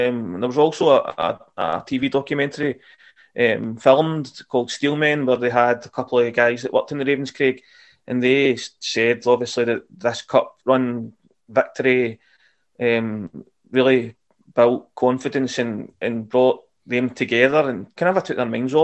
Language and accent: English; Wishaw, Scotland, United Kingdom; I grew up in Wishaw